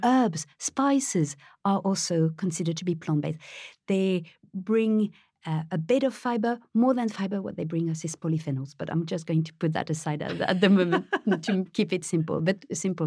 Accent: Paris, Île-de-France, France; moved away; I was born in France, I was raised in Paris

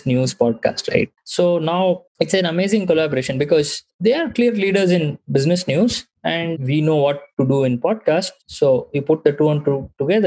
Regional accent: Bangalore, Karnataka, India; I was born and raised in Bangalore

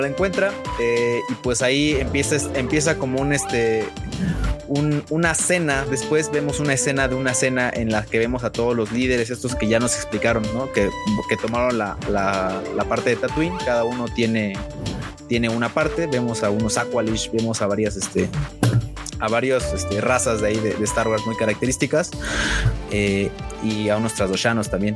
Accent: Naucalpan, State of Mexico, Mexico; Vengo de Naucalpan

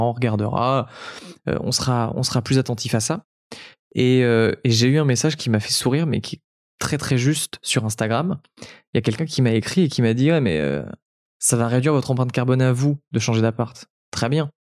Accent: French Riviera, Provence-Alpes-Côte d'Azur, France; now in Paris, France; mes parents viennent de, la Côte d'Azur et je suis natif de la Côte d'Azur.

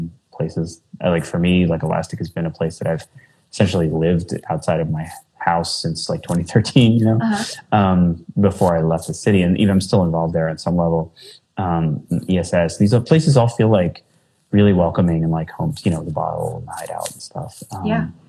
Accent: New Jersey, United States; moved away as an adult; also born or lived in Philadelphia / New Brunswick, New Jersey; now in Chicago, United States; I'm from New Jersey

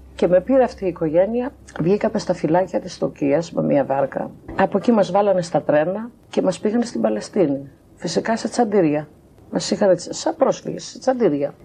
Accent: Samos, North Aegean, Greece; Γεννήθηκα στη Σάμου.

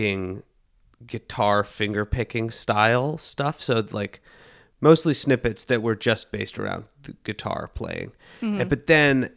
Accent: Portland, Oregon, United States; I'm from Portland, Oregon

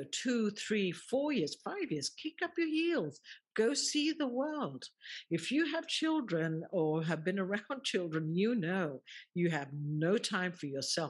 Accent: England, United Kingdom; born there; even though he was born in Egypt, I was born in England, and yet we have so much in common.

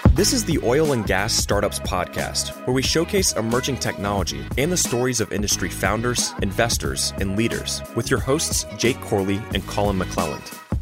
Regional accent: College Station, Texas, United States; I grew up in College Station.

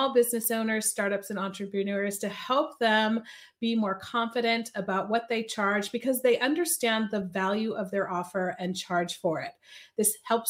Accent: Sacramento, California, United States; moved away as an adult; now in Basel, Switzerland; I grew up, however, in Sacramento

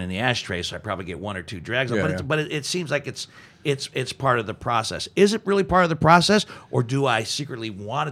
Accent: Steubenville, Ohio, United States; I grew up in Steubenville

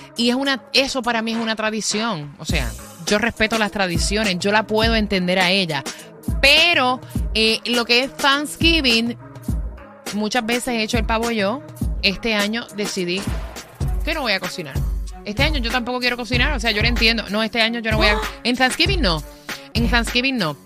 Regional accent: Puerto Rico; como puertorriqueña

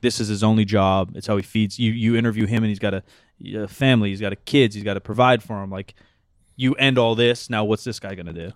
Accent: United States; we're American

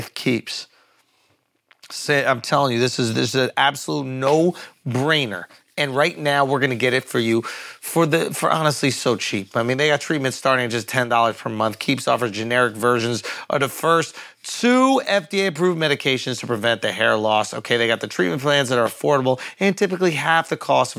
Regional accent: New York, United States; I'm a New Yorker through and through

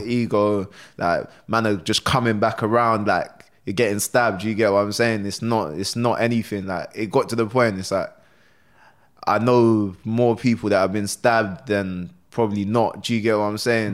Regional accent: London, United Kingdom; also born or lived in Sierra Leone / Germany; we, um, moved to Crystal Palace, innit? There's an area in London, South London, Crystal Palace

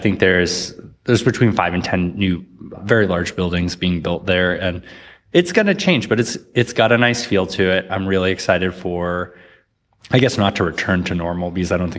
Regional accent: north of Boston, Massachusetts, United States; also born or lived in New York; now in Austin, United States; Grew up in Massachusetts, so a little bit north of Boston.

